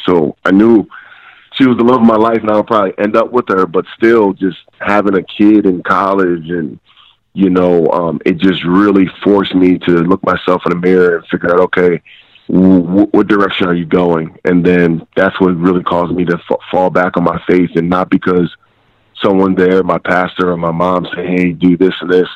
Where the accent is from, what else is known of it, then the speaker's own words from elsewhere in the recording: Eastern Pennsylvania, United States; I'm from Eastern Pennsylvania. Um, you know, small blue collar town